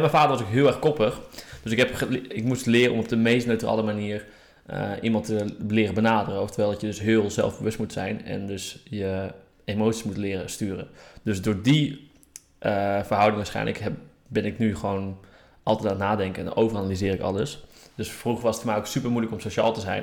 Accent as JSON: {"language": "Dutch", "region": "Groningen", "country": "Netherlands", "said": "ik kom uit Groningen en daar eh, was er echt niks te doen"}